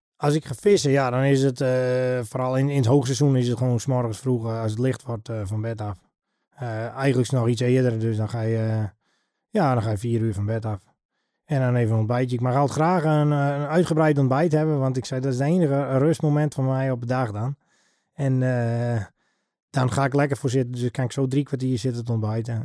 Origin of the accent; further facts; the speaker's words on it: Heeg, Friesland, Netherlands; ik ben geboren en getogen in Heeg